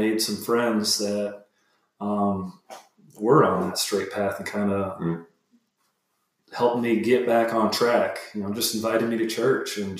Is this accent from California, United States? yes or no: no; Fort Myers, Florida, United States; I grew up in Fort Myers, Florida.